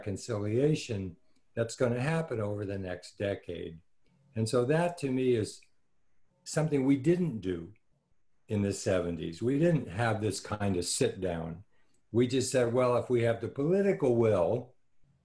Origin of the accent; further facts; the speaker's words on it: Los Angeles, California, United States; I grew up in Los Angeles